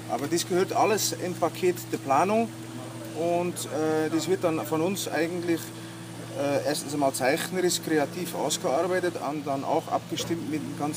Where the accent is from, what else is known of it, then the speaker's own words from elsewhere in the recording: Bruges, Flanders, Belgium; moved away as an adult; now in Bramberg, Austria; ich bin jetzt schon zwölf Jahre in äh, Österreich, in Oberpinskau, in Bramberg zu Hause. Gebürtig bin, komme ich aus Belgien, aus Brücke.